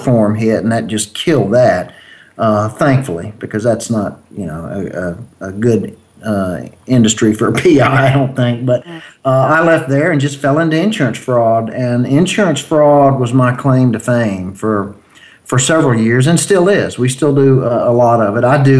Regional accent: Mississippi, United States; Yeah, I'm from Mississippi, so sometimes you explain things slow to me.

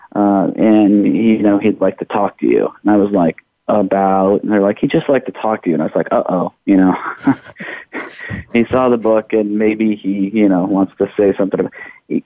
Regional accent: Iowa, United States; now in Louisville, United States; I'm originally from Iowa

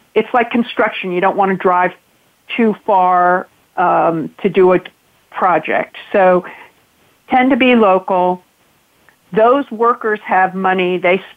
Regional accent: Massachusetts, United States; I'm from Massachusetts

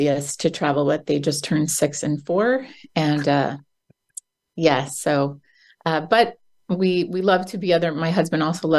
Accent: New Jersey, United States; also born or lived in London; I'm from New Jersey in the United States, and my whole life I wanted to leave New Jersey

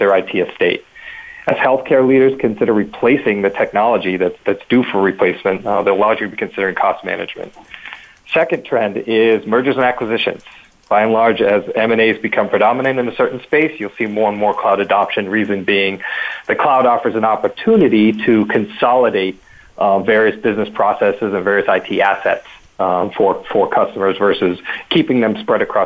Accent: Boston, Massachusetts, United States; I'm from Boston, from the Northeast

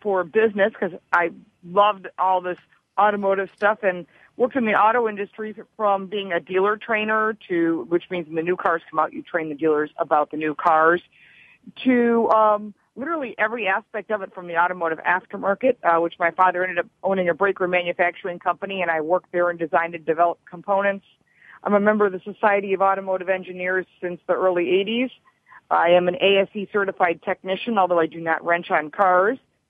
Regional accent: Detroit, Michigan, United States; I'm from Detroit, and my father worked for the big three automakers

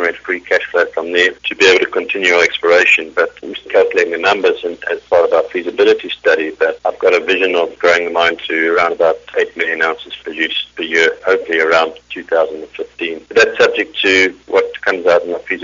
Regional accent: South Africa; moved away; I'm South African originally

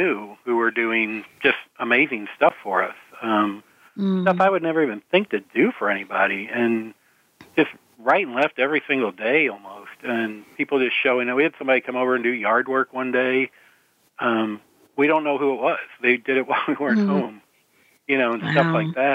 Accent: St. Louis, Missouri, United States; I'm from St. Louis, and we grew up in Missouri

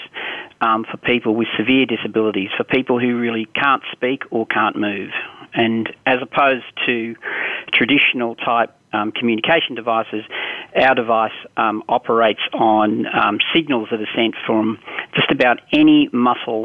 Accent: Australia; I grew up in Australia.

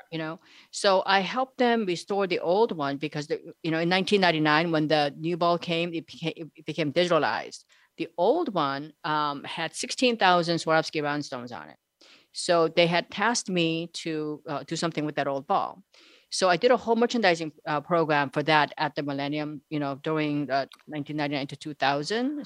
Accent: South Korea; moved away; I'm actually from South Korea

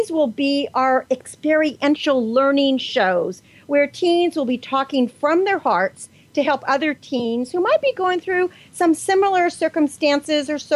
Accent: Mexico; also born or lived in San Diego, California; now in United States; I am from Mexico.

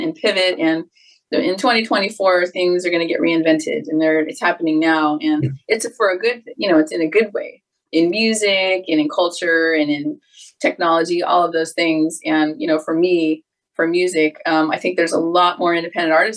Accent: Los Angeles, California, United States; I grew up in Southern California. I'm a native LA girl

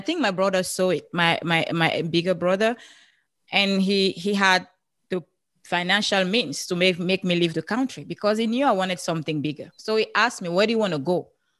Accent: Cameroon; now in United States; I'm from Cameroon originally. That's where you have this beautiful accent from.

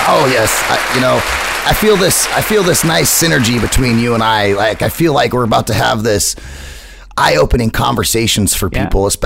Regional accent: United States; So I'm American

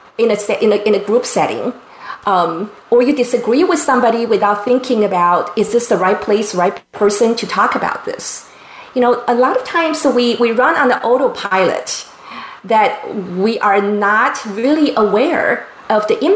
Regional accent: Taiwan; now in San Diego, United States; since I was a child growing up in Taiwan

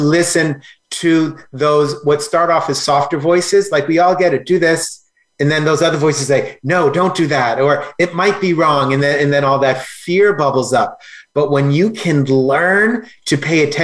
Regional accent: Boston, Massachusetts, United States; also born or lived in Los Angeles, United States; now in Austin, United States; I grew up in Boston, lived 20 years in LA. I'm in Austin, Texas.

